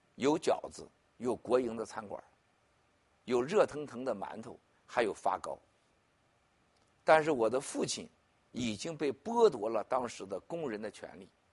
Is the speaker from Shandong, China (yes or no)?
yes; Shandong, China; moved away as an adult; 在我们山东老家